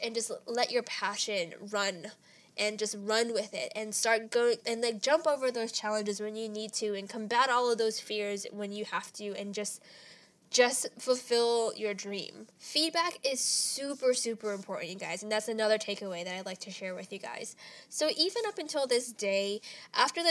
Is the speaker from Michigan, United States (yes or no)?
no; Ontario, California, United States; now in Los Angeles, United States; my hometown, Ontario